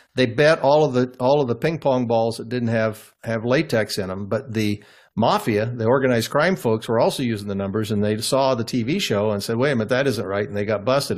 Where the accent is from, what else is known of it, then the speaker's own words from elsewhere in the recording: Cooper, Midwest, United States; moved away; my hometown, that little town of 50 farm community